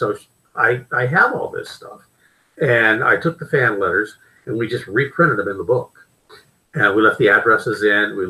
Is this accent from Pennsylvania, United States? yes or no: yes; Pittsburgh, Pennsylvania, United States; I grew up in Pittsburgh, Pennsylvania